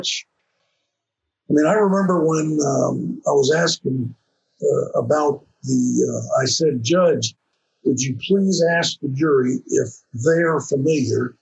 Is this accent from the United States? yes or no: yes; North Carolina, United States; moved away as an adult; I'm from North Carolina, born and raised, okay? I was never out of the state of North Carolina until I went to college